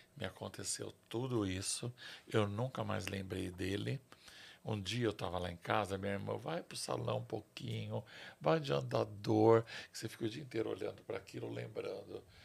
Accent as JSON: {"language": "Portuguese", "region": "São Paulo", "country": "Brazil", "tie": "born or raised there", "said": "eu nasci em São Paulo, eu tenho orgulho de ser paulistano"}